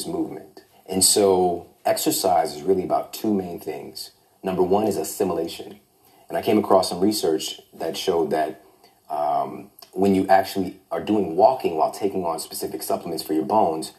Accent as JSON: {"language": "English", "region": "Midwest", "country": "United States", "said": "I'm from the Midwest."}